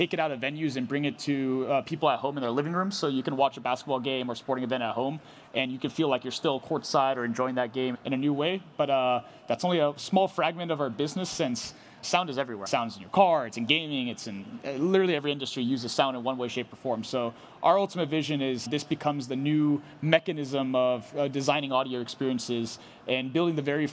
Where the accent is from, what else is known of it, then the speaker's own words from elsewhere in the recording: Riverside, California, United States; I'm from Riverside, California, right outside of Los Angeles.